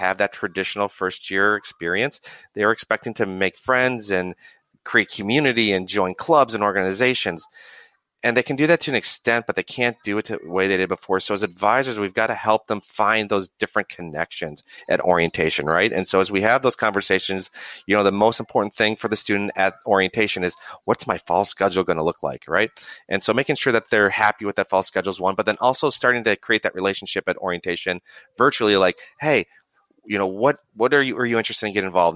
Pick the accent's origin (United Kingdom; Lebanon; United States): United States; Minnesota; moved away as an adult; also born or lived in Asia; now in California, United States; I'm from Minnesota. I had never basically left Minnesota very much